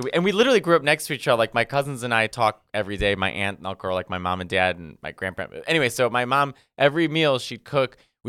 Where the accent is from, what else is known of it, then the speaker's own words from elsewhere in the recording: Arlington Heights, Illinois, United States; now in New York, United States; I'm from Arlington Heights, Illinois, which is a suburb of Chicago. Right next to O'Hare Airport.